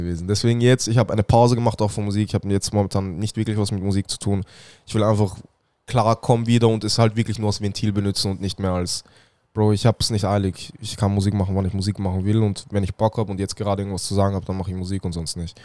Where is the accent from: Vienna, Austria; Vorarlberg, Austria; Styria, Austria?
Vienna, Austria; ich bin aus Wien